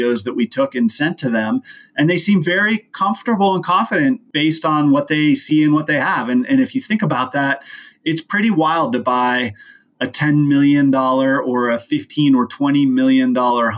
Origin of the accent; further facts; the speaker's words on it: Aspen, Colorado, United States; I grew up in Aspen